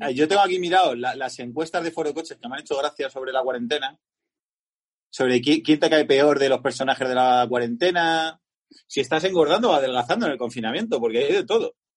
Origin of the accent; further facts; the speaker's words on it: Madrid, Community of Madrid, Spain; los madrileños hemos difundido el, el virus por toda España